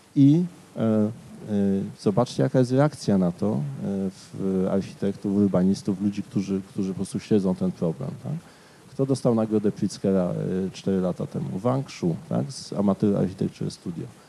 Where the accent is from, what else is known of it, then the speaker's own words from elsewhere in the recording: Katowice, Silesian Voivodeship, Poland; mieszkałem jako dziecko na osiedlu Paderewskiego